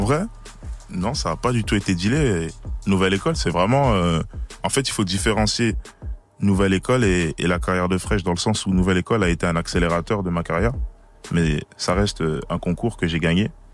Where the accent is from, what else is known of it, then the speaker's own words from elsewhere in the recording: Liège, Wallonia, Belgium; je suis de Belgique à Liège